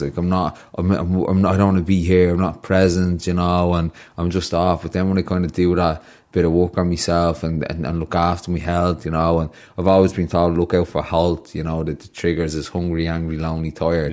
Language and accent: English; Ireland; the Irish culture thing of growing up in Wyham